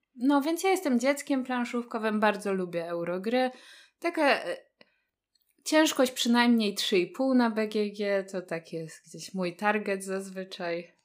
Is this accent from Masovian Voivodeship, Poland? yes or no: yes; Warsaw, Masovian Voivodeship, Poland; jestem z Warszawy